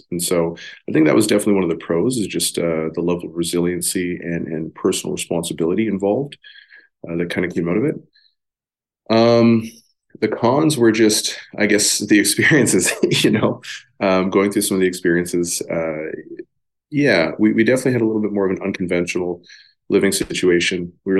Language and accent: English; Amsterdam, North Holland, Netherlands; born there; I was born in Amsterdam, Netherlands.